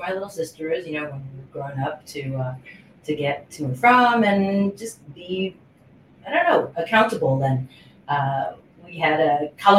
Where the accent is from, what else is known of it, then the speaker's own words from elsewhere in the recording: Honolulu, Hawaii, United States; moved away as an adult; now in Los Angeles, United States; I was born and raised in Honolulu, Hawaii, in an area called Kalihi